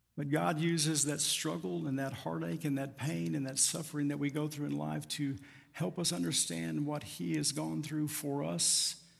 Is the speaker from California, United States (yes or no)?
no; Tucumcari, Quay County, New Mexico, United States; As a kid growing up in First Baptist Church, Tucum County, New Mexico